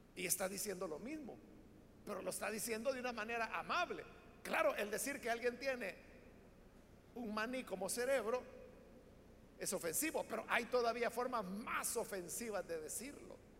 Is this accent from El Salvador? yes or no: yes; El Salvador; así es como hablamos los salvadoreños, todos lo hacemos en diminutivo.